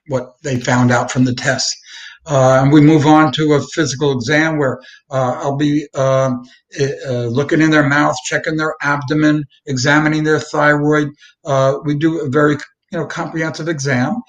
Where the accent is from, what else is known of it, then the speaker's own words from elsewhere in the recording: New York City, New York, United States; I grew up in the Brooklyn, Manhattan